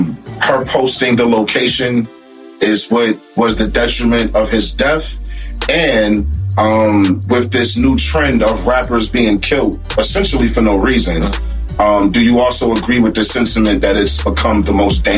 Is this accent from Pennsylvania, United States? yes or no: no; Newark, New Jersey, United States; I'm from Newark